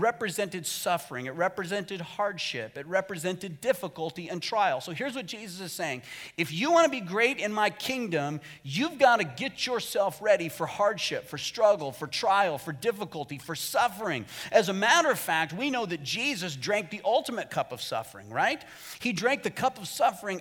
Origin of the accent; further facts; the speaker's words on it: Arizona, United States; moved away as an adult; my home state of Arizona because Arizona's weird.